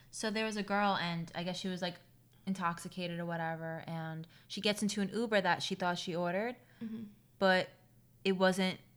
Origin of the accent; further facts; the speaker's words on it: Queens, New York, United States; I'm literally from Queens.